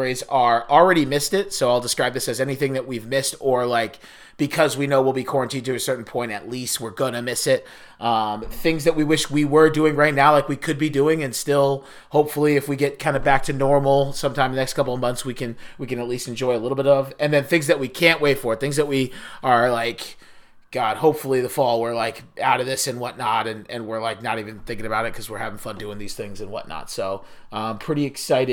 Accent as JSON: {"language": "English", "town": "Biddeford", "region": "Maine", "country": "United States", "tie": "born or raised there", "said": "I grew up in Biddeford, Maine, a town in obviously southern Maine"}